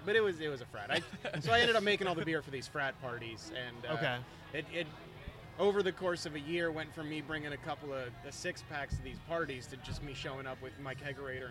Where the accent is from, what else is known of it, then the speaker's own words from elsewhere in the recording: New York, United States; I grew up here in New York